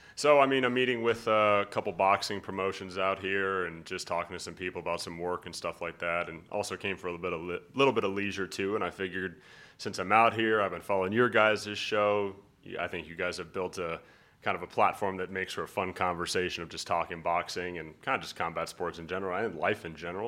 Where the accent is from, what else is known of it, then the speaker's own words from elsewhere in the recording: Colorado, United States; also born or lived in San Diego, California; I was born in San Diego, California. but I've lived in Colorado my whole life